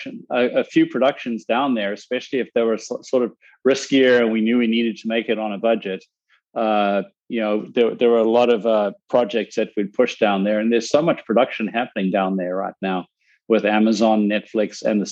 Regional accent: South Africa; now in United States; I'm a South African immigrant in the US

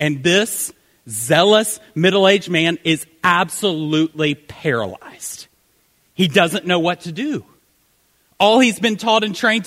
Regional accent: Greenville, South Carolina, United States; accent: southern; I am from Greenville, South Carolina

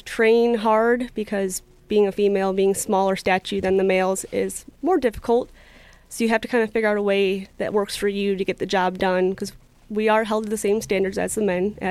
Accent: Chicago suburbs, Illinois, United States; moved away as an adult; also born or lived in Florida; now in Henderson County, North Carolina, United States; I'm originally from the Chicago suburbs. I grew up there, lived there for 18 years

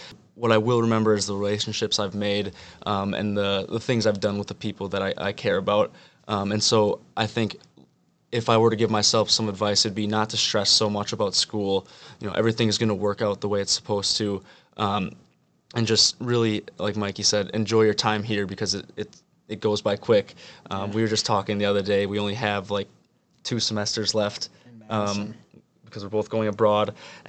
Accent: Midwest, United States; You know, I'm from the Midwest, and obviously I'll be spending time in New York next summer

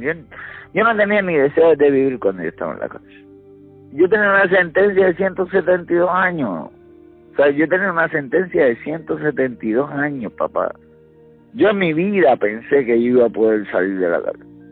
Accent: Gurabo, Puerto Rico; mi pueblo, de Gurabo

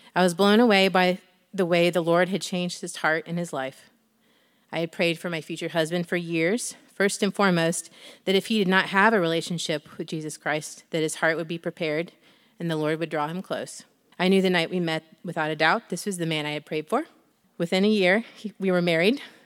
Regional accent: Northwestern Ohio, United States; I'm from Northwestern Ohio, born and raised on my family's farm

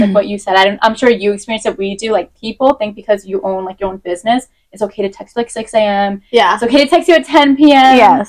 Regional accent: Merrick, New York, United States; I'm from Merrick

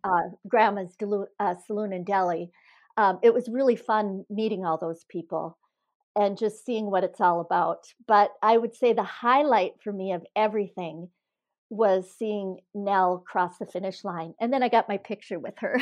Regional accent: Iron Range, Minnesota, United States; also born or lived in Missoula, Montana; now in Eden Prairie, United States; Growing up in the Iron Range, I spent all my, most of my free time outside

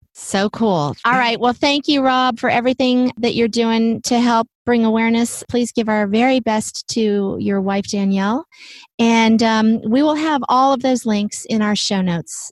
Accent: Virginia, United States; Richmond, Virginia. That's this is my home state

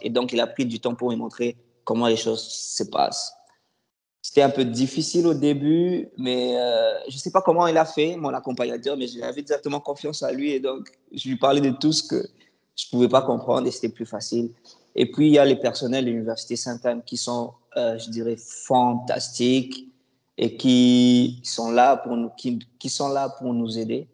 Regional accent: Kinshasa, DR Congo; moved away as an adult; now in Canada; Je suis d'origine congolaise, République démocratique du Congo

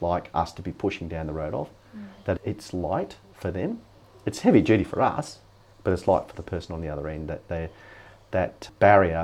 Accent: Alice Springs, Northern Territory, Australia; When I was 12, growing up in Alice Springs, we didn't have television.

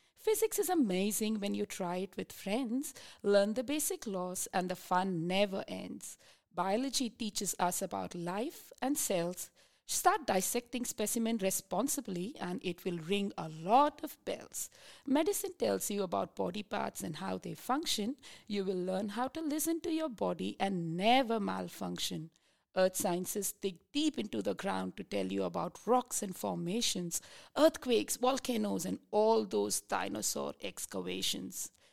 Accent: India; moved away as an adult; now in Tasmania, Australia; I'm originally from India.

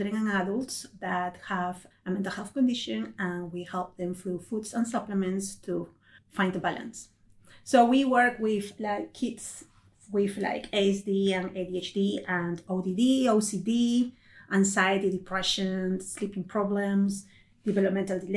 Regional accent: Peru; moved away; I'm originally from Peru in South America.

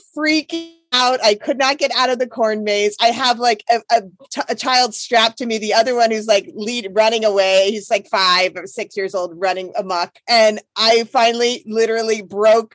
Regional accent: Philadelphia, Pennsylvania, United States; moved away; I came from Philly

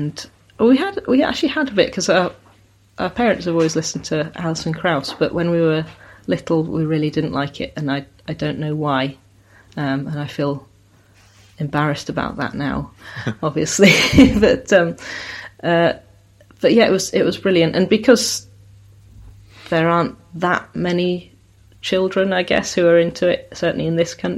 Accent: South Devon, South West England, United Kingdom; also born or lived in Sheffield, South Yorkshire; now in Somerset, United Kingdom; I was born in Sheffield, which is in South Yorkshire, and grew up in South Devon. But living in Somerset now

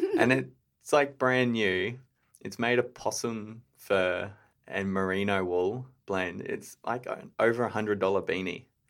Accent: Brisbane, Queensland, Australia; moved away as an adult; also born or lived in Gold Coast; now in Hepburn, Australia; I grew up in Brisbane, pretty well off, just on the west side of Brisbane

